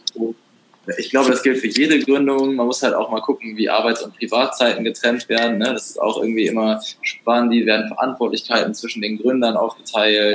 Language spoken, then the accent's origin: German; Germany; Das war im Harz, äh, da wo ich herkomme